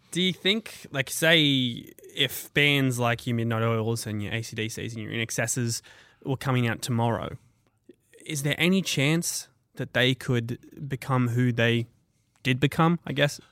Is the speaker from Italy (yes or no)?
no; Kellyville, New South Wales, Australia; grew up in Kellyville